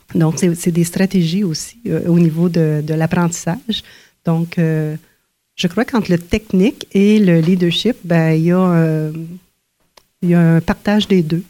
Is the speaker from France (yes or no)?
no; Ontario, Canada; quand on est euh, francophone, on est franco-ontarien, francophone dans une, une masse majoritaire.